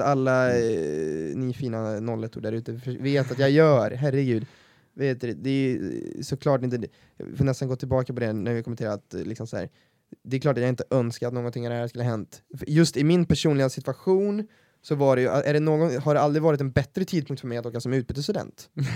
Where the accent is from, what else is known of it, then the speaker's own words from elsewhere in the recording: Värmland, Sweden; accent: Värmland dialect; tycker jag inte att vår dialekt är speciellt fin